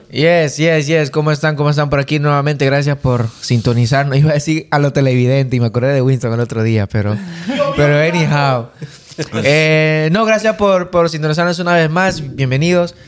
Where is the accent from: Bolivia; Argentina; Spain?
Bolivia; moved away; yo, que vengo de Bolivia, soy sudamericano